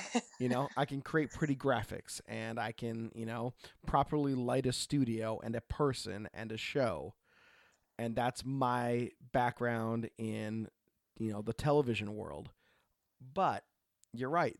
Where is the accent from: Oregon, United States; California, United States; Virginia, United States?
Oregon, United States; I grew up in Oregon